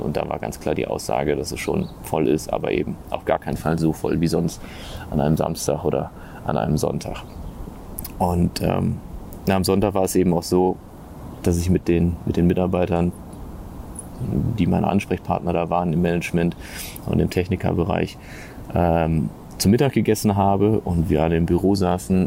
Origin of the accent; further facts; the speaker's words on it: Germany; als Europäer oder als Deutscher